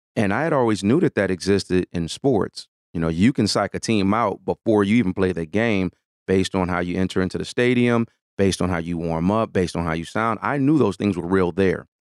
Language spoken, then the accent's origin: English; Detroit, Michigan, United States; I'm born and raised in Detroit